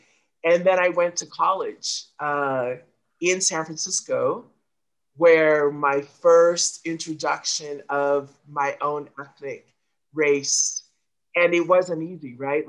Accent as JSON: {"language": "English", "country": "Tonga", "tie": "born or raised there", "said": "I was born in Tonga."}